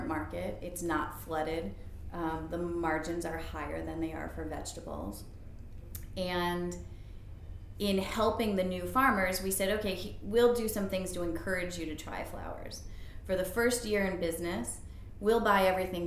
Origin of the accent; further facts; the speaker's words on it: Buffalo, New York, United States; also born or lived in San Francisco; now in Baltimore, United States; I grew up in Buffalo